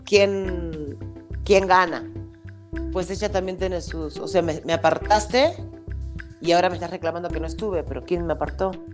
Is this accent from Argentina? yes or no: yes; Argentina; moved away as an adult; now in Mexico; como buena argentina que soy